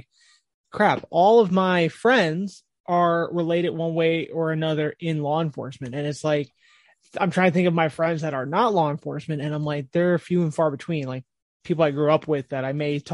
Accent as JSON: {"language": "English", "region": "New Jersey", "country": "United States", "tie": "born or raised there", "said": "I grew up in New Jersey"}